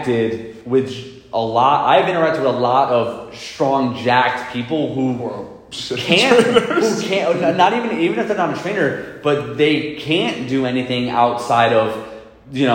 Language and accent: English; New York City, New York, United States; I'm from Queens, New York. That's where I grew up